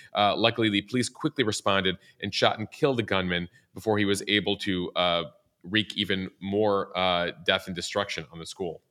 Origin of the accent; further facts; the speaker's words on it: Chicago, Illinois, United States; now in New York City, United States; Growing up in the Midwest